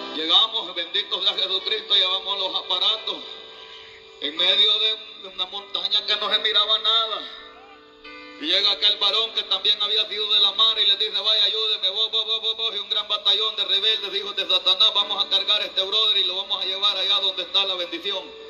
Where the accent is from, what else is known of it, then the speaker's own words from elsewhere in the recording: El Salvador; como buen salvadoreño